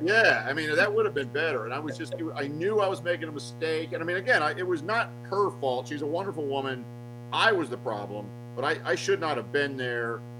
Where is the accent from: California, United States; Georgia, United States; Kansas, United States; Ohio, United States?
Georgia, United States; Atlanta; moved away; also born or lived in Los Angeles; I grew up in Atlanta